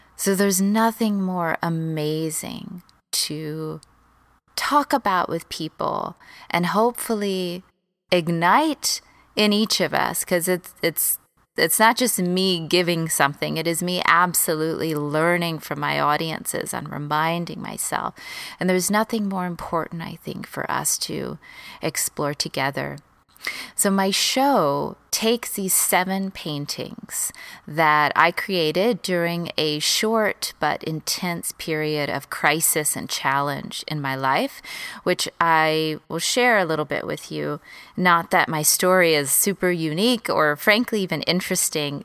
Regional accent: Texas, United States; moved away as an adult; also born or lived in Los Angeles, United States; I moved from Texas, where I grew up, to L

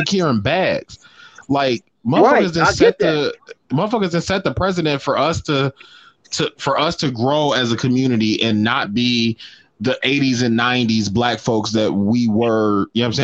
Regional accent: United States; growing up in America

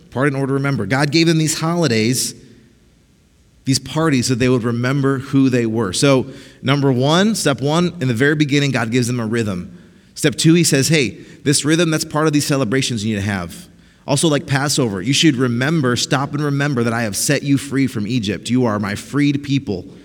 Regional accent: Costa Rica; also born or lived in Mexico; they're missionaries in Costa Rica, so we grew up in Costa Rica and Mexico.

